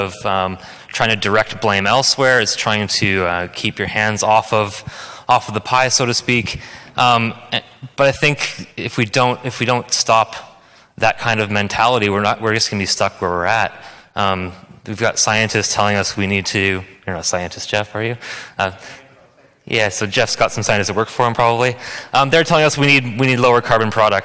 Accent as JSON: {"language": "English", "country": "Canada", "moved": "yes", "lives_now": "New Zealand", "said": "I come from Canada, so it's not a very big country."}